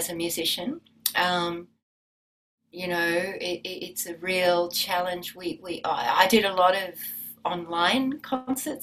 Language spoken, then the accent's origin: English; Australia; also born or lived in Byron Bay / Wahroonga; I'm Australian.